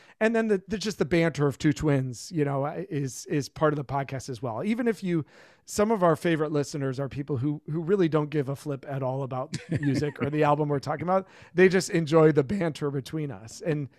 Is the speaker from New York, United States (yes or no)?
no; Plymouth, Michigan, United States; when we were kids, we grew up in Plymouth, Michigan, and there was a record shop in town called Repeat the Beat, an independent-owned record store.